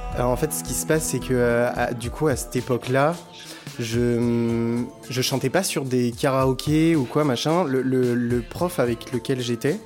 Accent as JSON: {"language": "French", "town": "Bordeaux", "region": "Nouvelle-Aquitaine", "country": "France", "said": "je suis bordelais"}